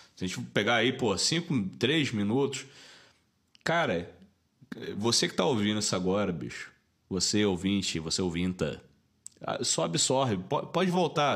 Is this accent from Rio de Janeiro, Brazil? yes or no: yes; Rio de Janeiro, Brazil; moved away as an adult; now in Belo Horizonte, Brazil; E a gente, como carioca